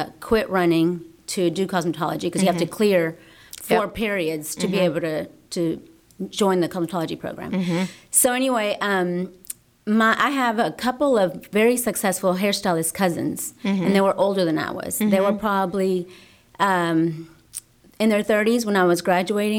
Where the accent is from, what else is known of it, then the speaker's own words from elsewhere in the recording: Pasadena, Texas, United States; I'm from Pasadena. I graduated from Pasadena High School, 1995